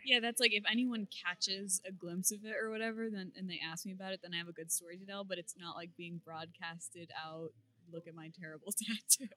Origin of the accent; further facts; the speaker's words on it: Beverly, Massachusetts, United States; I am from Beverly, Massachusetts, where I still reside